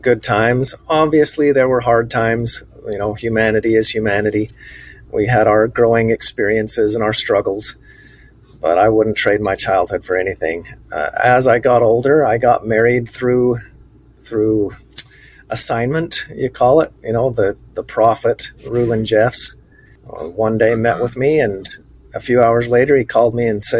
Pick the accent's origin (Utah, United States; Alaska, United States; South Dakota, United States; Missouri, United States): Utah, United States; Sandy; also born or lived in Hildale, Utah; I was born in Hilldale, Utah, but my parents lived in Sandy, Utah